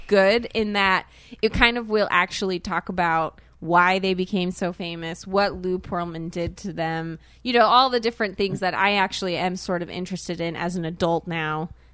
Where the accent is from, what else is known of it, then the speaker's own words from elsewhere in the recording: South Korea; born there; It's very confusing. I know. I'm not Asian, but I was born in Korea.